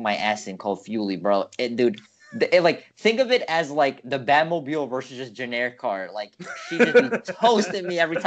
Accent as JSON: {"language": "English", "town": "New York City", "region": "New York", "country": "United States", "tie": "born or raised there", "said": "growing up in New York, because I'm in New York, you really, especially from the borough we're in, is quite a unique upbringing"}